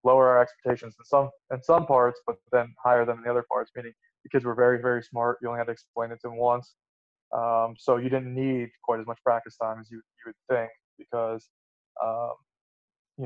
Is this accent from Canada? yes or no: no; Suncoast, Florida, United States; it was in my hometown